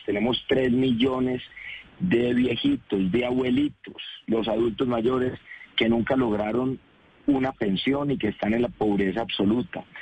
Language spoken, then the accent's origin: Spanish; Colombia; si nos unimos como colombianos